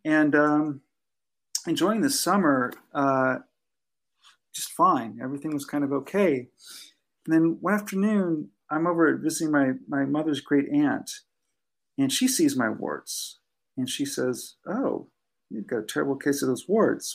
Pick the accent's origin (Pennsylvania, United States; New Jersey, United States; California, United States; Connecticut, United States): California, United States; Southern; I grew up in Southern California